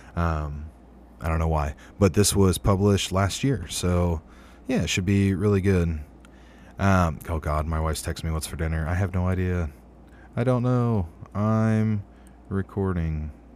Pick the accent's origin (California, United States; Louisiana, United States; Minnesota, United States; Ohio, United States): Ohio, United States; local to Ohio, my home state